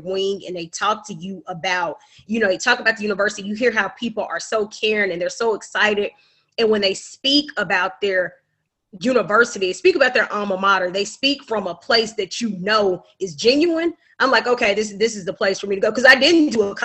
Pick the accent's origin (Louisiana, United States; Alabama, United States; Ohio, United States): Alabama, United States; Huntsville; now in Atlanta, United States; I'm originally from Huntsville, Alabama. Of course, home of Alabama A&M. But I am currently residing in Atlanta, Georgia